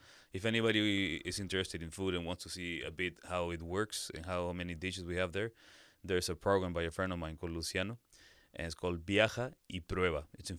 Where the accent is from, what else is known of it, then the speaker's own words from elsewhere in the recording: Lima, Peru; moved away as an adult; also born or lived in Brazil / Dublin, Ireland; now in Granada, Spain; I'm from Lima, Peru.